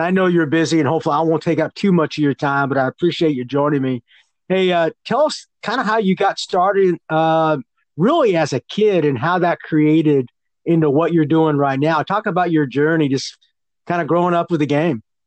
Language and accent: English; California, United States; I'm from California